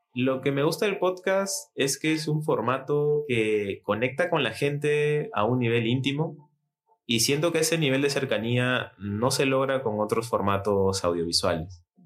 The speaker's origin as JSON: {"language": "Spanish", "region": "Lima", "country": "Peru", "said": "soy de Lima, Perú"}